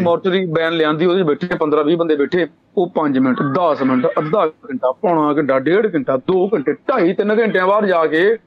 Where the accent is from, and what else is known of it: Punjab, India